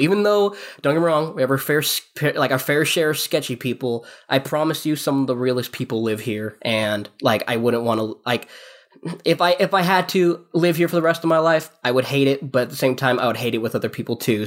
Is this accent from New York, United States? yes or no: no; Yakima, Washington, United States; we grew up here